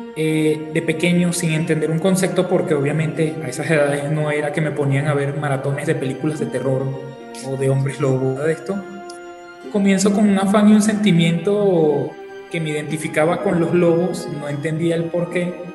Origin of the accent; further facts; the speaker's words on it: Venezuela; now in Mexico; soy venezolano, actualmente resido en México.